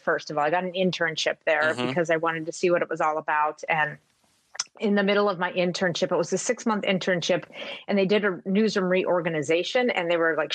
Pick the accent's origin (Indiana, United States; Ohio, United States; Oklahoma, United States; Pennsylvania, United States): Ohio, United States; WKBN's area; moved away as an adult; now in Minnesota, United States; my hometown, and I guess I just thought I would grow up and live there forever